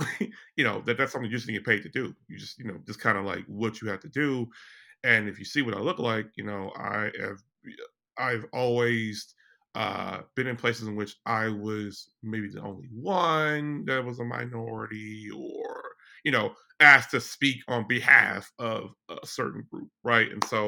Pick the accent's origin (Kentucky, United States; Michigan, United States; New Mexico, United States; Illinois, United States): Illinois, United States; Chicago; I am originally from Chicago, Illinois.